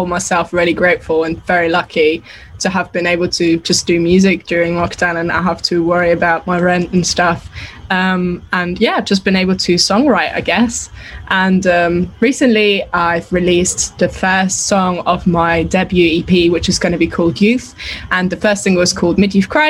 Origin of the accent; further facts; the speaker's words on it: Austria; English is a second language; moved away; I'm actually from Austria and I grew up over there